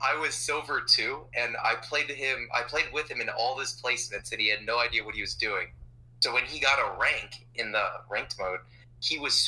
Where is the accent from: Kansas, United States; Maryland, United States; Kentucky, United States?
Maryland, United States; I live in Maryland. I was born in Maryland